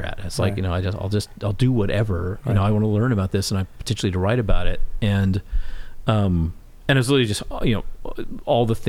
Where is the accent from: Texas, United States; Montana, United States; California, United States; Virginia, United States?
Texas, United States; moved away as an adult; also born or lived in Boston; I grew up in Texas